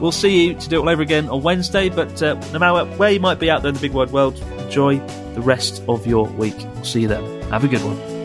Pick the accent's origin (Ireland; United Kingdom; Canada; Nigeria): United Kingdom; now in Japan; I was from the U K